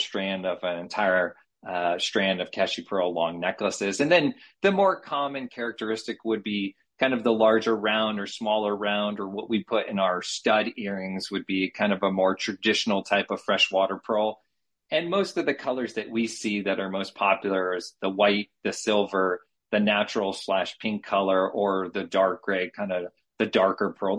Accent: Connecticut, United States; moved away as an adult; now in San Diego, United States; I'm born and raised on the East Coast in Connecticut, moved out to San Diego after graduate school in 2001

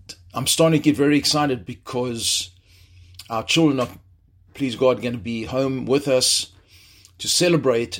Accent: South Africa; moved away as an adult; also born or lived in Jerusalem, Israel; now in Chicago, United States; I was born and raised in South Africa

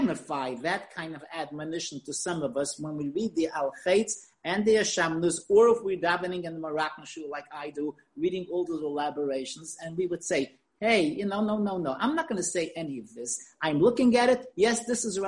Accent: New York, United States; now in Israel; as a child when I grew up in New York

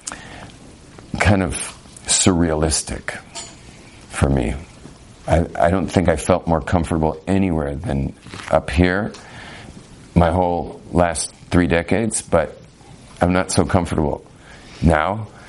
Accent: California, United States; but I'm Californian, man. Like, we just say it all.

